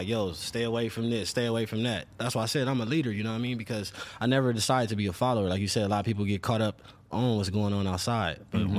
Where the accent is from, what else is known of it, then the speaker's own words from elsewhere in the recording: Los Angeles, California, United States; South Central LA. I grew up off Western.